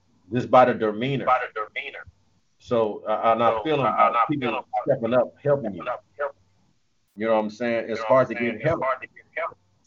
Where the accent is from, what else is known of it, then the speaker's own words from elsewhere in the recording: United States; I'm American. Period. No matter what they say, I'm born in America.